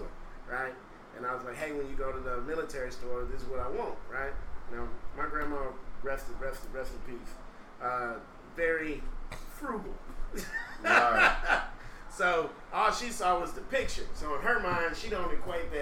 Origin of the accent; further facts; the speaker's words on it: Austin, Texas, United States; also born or lived in Houston, Texas; So I pretty much grew up in Austin, and that's where I really started doing music.